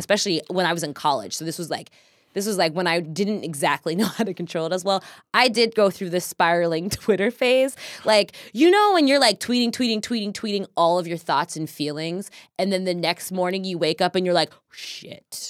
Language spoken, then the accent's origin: English; Kansas, United States; now in Seattle, United States; growing up in Kansas, growing up in the Midwest